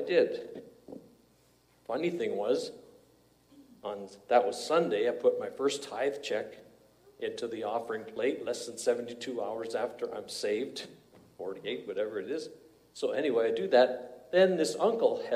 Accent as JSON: {"language": "English", "town": "Parry Sound", "region": "Ontario", "country": "Canada", "tie": "born or raised there", "said": "I went to Parry Sound, my hometown, where I was never a Christian"}